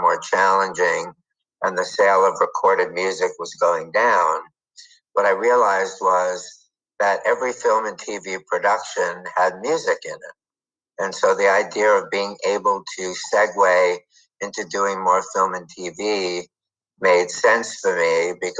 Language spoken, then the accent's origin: English; New York, United States; moved away as an adult; now in Los Angeles, United States; I grew up in New York. I moved out to LA to go to law school